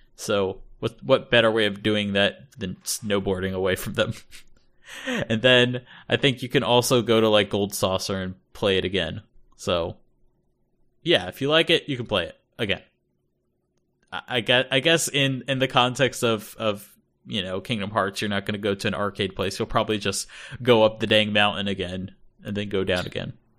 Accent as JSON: {"language": "English", "country": "United States", "tie": "born or raised there", "first_language": "English", "moved": "as an adult", "lives_now": "Japan", "said": "growing up in North America"}